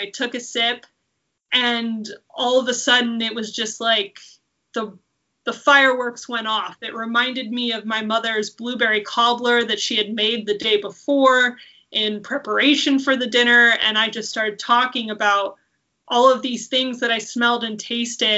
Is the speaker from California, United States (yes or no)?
yes; Forestville, California, United States; also born or lived in Fresno, California / Argentina; growing up in Forestville